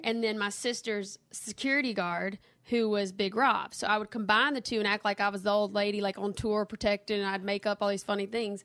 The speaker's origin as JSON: {"language": "English", "town": "Kentwood", "region": "Louisiana", "country": "United States", "tie": "born or raised there", "also_born_or_lived": "Nashville, Tennessee", "lives_now": "Hammond, United States", "said": "I'm from Kentwood, but I live in Hammond, Louisiana now"}